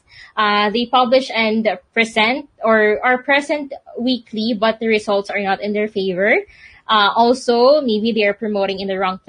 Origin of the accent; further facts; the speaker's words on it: Philippines; I'm from the Philippines